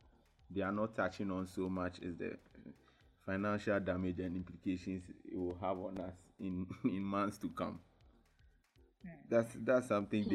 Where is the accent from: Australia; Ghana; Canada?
Ghana; I think we as a Ghanaian people are not used to these kind of orderly ways of doing things and instructions